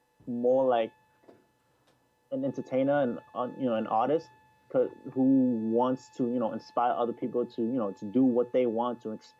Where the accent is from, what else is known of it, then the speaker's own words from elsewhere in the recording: Boston, Massachusetts, United States; Anime Boston, which is my hometown